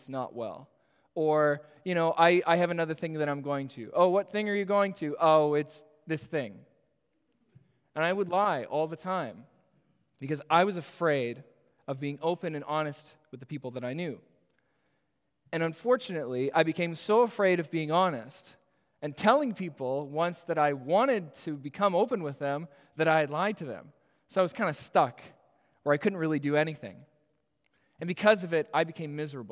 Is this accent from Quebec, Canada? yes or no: no; Toronto, Ontario, Canada; I am born and raised in Etobicoke